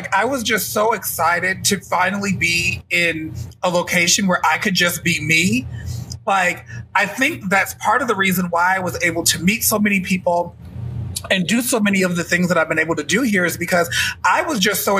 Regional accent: Chicago, Illinois, United States; moved away as an adult; also born or lived in California; now in Las Vegas, United States; So I was born in California, but I was raised in Illinois. So when people ask me where I'm from Chicago. That's where my parents raised us, and I lived until I was 21.

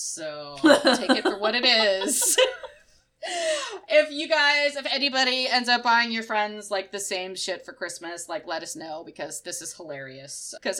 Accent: Michigan, United States; born there; I was born in Michigan.

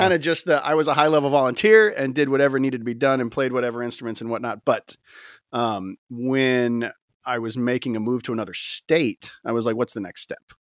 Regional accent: Gulf Coast, United States; I grew up in the church, um, you know, in kinda Gulf Coast

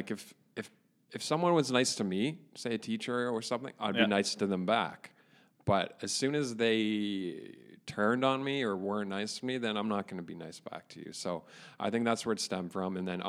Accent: Caledon, Ontario, Canada; I grew up in Inglewood

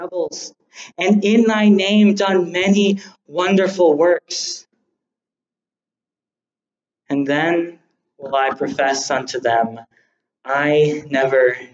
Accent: United States; I have a birth certificate showing I was born in America

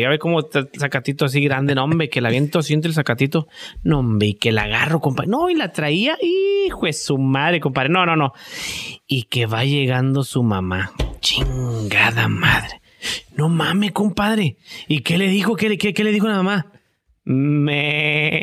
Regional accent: Mexico; moved away; nosotros los mexicanos

